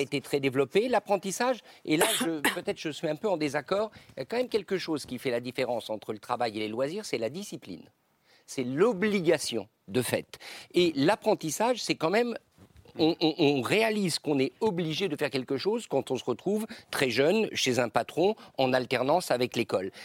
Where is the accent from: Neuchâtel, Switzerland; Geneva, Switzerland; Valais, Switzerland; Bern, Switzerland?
Geneva, Switzerland; moi, je suis de Genève